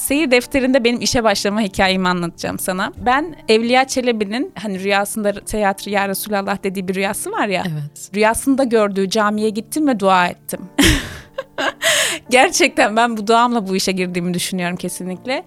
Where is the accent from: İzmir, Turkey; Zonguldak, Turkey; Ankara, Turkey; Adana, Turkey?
Adana, Turkey; moved away; also born or lived in Kocaeli / Istanbul